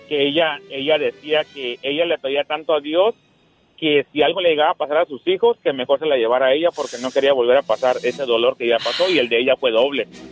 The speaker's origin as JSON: {"language": "Spanish", "town": "Los Algodones", "region": "Baja California", "country": "Mexico", "said": "soy de LA, de los algodones"}